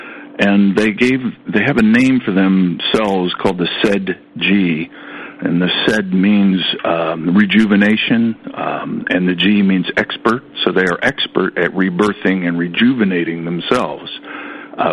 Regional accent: Columbus, Ohio, United States; moved away as an adult; also born or lived in California / Europe; I was raised in Columbus, Ohio, so I was inundated by the Ohio State Buckeyes.

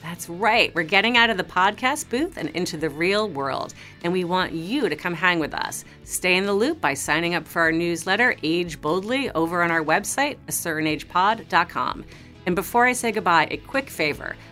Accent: New York City, New York, United States; I grew up in New York City. I was, like, a New York teen

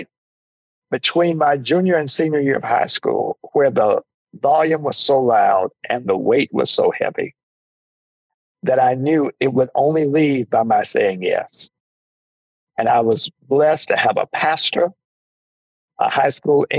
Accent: Jackson, Mississippi, United States; also born or lived in Waterloo, Iowa / Washington, D.C.; I grew up in Jackson, Mississippi. I was born in Waterloo, Iowa, but I grew up in Jackson, Mississippi.

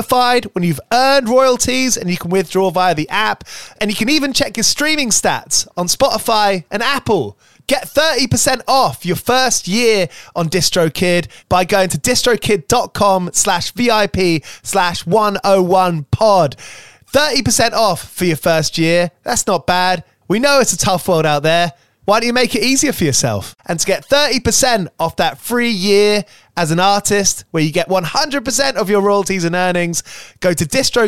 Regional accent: Watford, East of England, United Kingdom; where I grew up in Watford

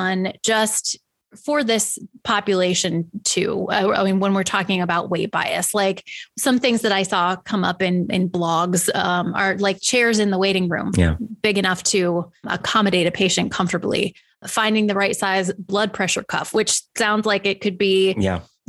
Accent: United States; I'm an American

